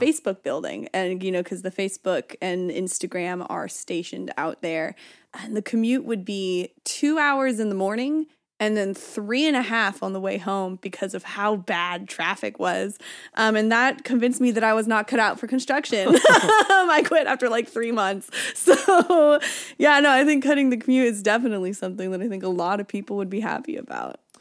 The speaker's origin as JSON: {"language": "English", "town": "Byron", "region": "California", "country": "United States", "said": "I'm from Byron, so I would say, \"I live in Byron,\""}